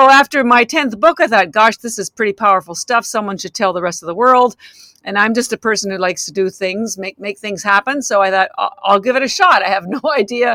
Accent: Canada; moved away as an adult; now in Boston, United States; I'm actually Canadian. I've lived in Boston 33 years

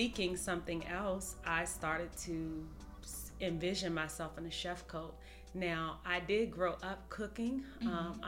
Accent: Washington, District of Columbia, United States; moved away as an adult; also born or lived in Indiana; now in Atlanta, United States; I am originally from Washington, D.C.

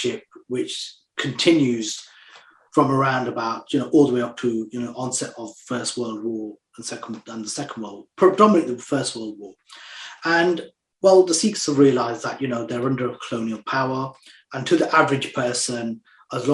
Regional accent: England, United Kingdom; I was born here in England

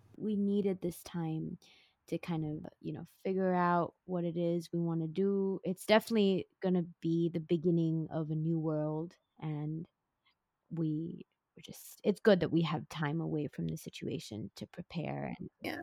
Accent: Singapore; also born or lived in San Francisco; I was born and bred in Singapore in a family of four

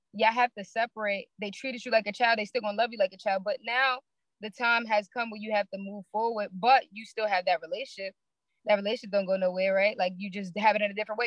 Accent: New York City, New York, United States; I'm from Brooklyn, New York. Marcy Projects to be exact

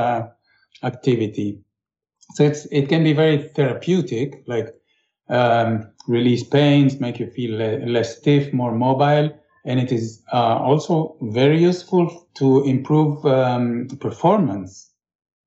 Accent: Israel; I grew up in Israel

